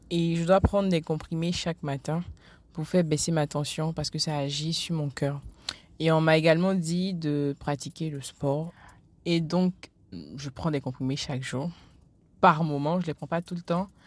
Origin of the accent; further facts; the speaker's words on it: Abidjan, Côte d’Ivoire; j'ai 25 ans, bientôt 26. Euh, je suis originaire de la Côte d'Ivoire, à Abidjan.